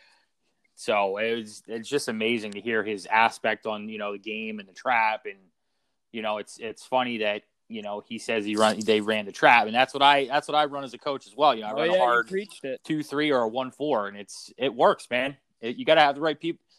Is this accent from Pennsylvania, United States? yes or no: yes; Philadelphia, Pennsylvania, United States; I grew up in Philadelphia being a Flyers fan